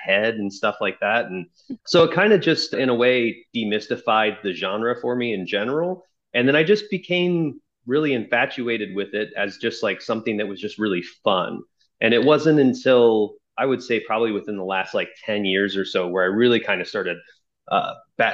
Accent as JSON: {"language": "English", "town": "Dayton", "region": "Ohio", "country": "United States", "also_born_or_lived": "Chicago, Illinois", "moved": "yes", "lives_now": "Los Angeles, United States", "said": "I'm originally from Dayton, Ohio"}